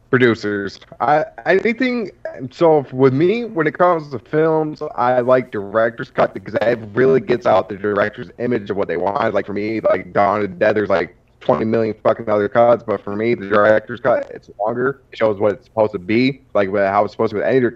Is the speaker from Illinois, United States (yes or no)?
no; Central New York, United States; I'm from New York, like mm. not like New York City, like, Central New York